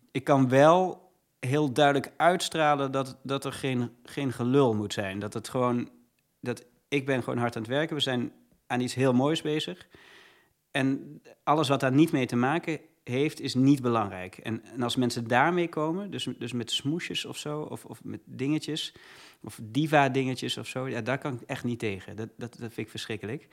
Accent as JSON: {"language": "Dutch", "town": "Leiden", "region": "South Holland", "country": "Netherlands", "tie": "born or raised there", "also_born_or_lived": "Heerlen, Limburg", "said": "ik ben in Heerlen geboren. Eh, in 1985 was dat. En op mijn achtste ben ik naar Leiden verhuisd met mijn ouders samen"}